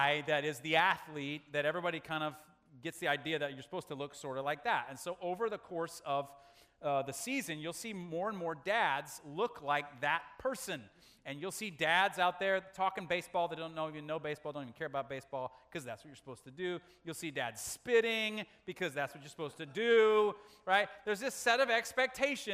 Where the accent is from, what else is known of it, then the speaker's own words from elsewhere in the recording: United States; as American men